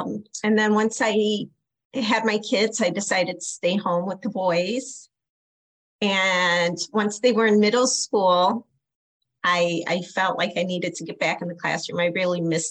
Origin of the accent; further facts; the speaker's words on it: Aurora, Illinois, United States; Born and raised in Aurora. I'm a top cap, grew up on the east side of Aurora, youngest of 8 kids